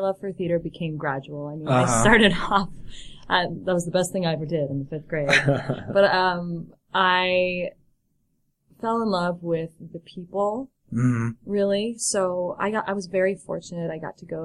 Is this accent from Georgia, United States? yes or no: no; Chicago, Illinois, United States; moved away; I'm from Chicago